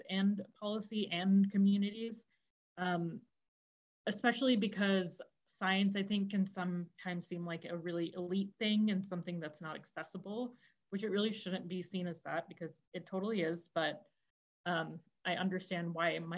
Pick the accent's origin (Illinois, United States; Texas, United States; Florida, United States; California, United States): Florida, United States; northern; also born or lived in India; now in Chicago, United States; I grew up in Florida, in northern Florida, kind of the border of Georgia, Florida